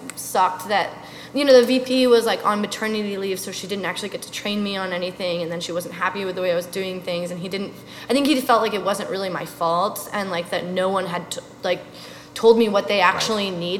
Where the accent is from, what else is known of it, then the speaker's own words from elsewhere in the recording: Oregon, United States; also born or lived in New York; now in Philadelphia, United States; my entire life growing up in Oregon